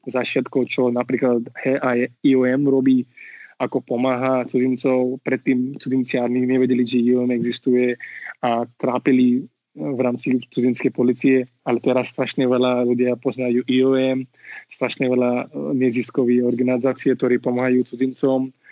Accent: India; Slovak is a second language; moved away as an adult; also born or lived in Switzerland / London, England; now in Slovakia; ja milujem svoju krajinu, ja som rodený in, tam som vyrastal a milujem svoju krajinu a tak. A zároveň Slovensko no, som si vybral ako moja krajina, moje domov.

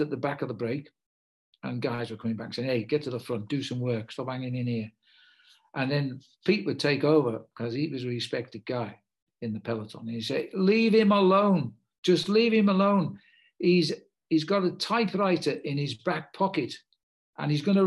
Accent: United Kingdom; also born or lived in Liverpool / Africa; I'm British

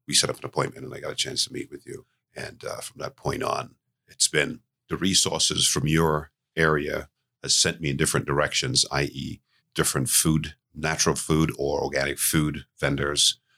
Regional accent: St. Lucia; moved away; I was born in Saint Lucia, which is where the business originated from

